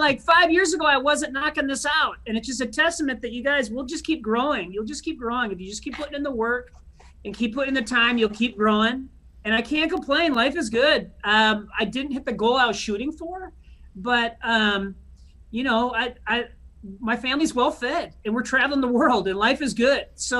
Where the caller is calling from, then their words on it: West St. Paul, Minnesota, United States; I'm calling you from the Johnson International Headquarters and Dance Hall, which is located in West St. Paul, Minnesota, which is south of St. Paul